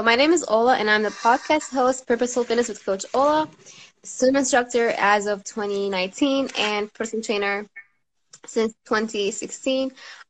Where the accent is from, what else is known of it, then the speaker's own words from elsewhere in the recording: Damascus, Damascus Governorate, Syria; I'm from Damascus, Syria, originally.